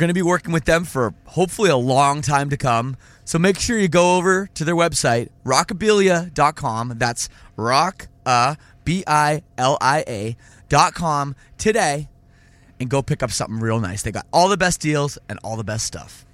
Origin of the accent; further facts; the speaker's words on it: Toronto, Ontario, Canada; as a Canadian, born and raised in Toronto